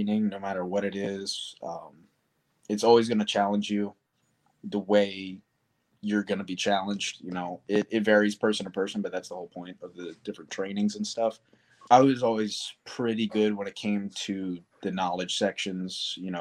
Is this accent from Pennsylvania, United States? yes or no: yes; Darby, Pennsylvania, United States; I was born in Darby, Pennsylvania, or it's just outside of Philadelphia